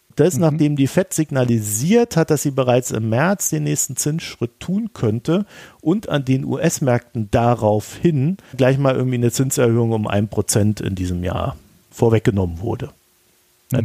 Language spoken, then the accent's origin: German; Germany; ich als Deutscher